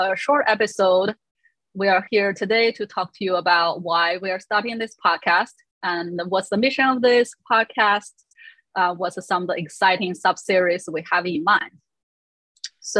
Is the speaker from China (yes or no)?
yes; Northeast China, China; moved away as an adult; now in United States; I was born and raised in Northeast China, and I came to the US when I was 20 years old